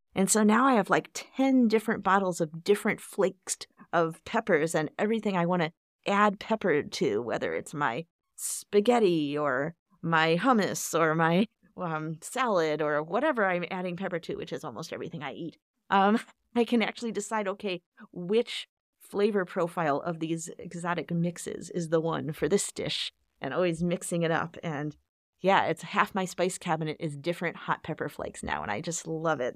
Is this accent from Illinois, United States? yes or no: yes; Chicago, Illinois, United States; growing up in Chicago